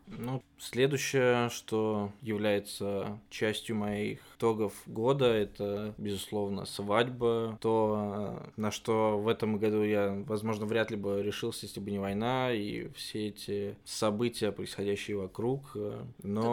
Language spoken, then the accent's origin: Russian; Oryol, Oryol Oblast, Russia; moved away as an adult; also born or lived in Georgia; now in Germany; вернуться в родной город и работать именно оттуда